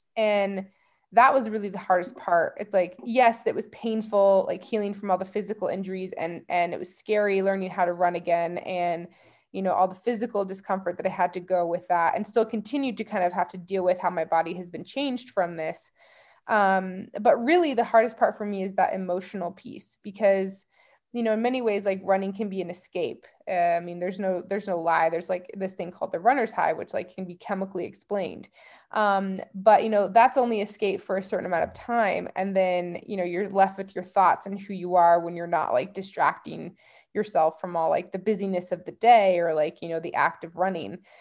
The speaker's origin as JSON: {"language": "English", "region": "Colorado", "country": "United States", "tie": "born or raised there", "said": "growing up in Colorado"}